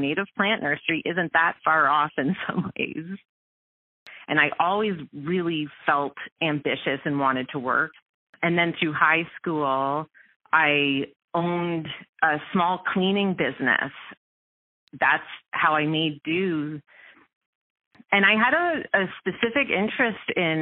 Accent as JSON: {"language": "English", "region": "Ontario", "country": "Canada", "tie": "born or raised there", "also_born_or_lived": "Welland, Ontario / Aurora, Ontario", "moved": "as an adult", "lives_now": "Vancouver Island, Canada", "said": "So I am actually originally from Ontario. I was born in Welland, and I spent a lot of time as a child in Welland"}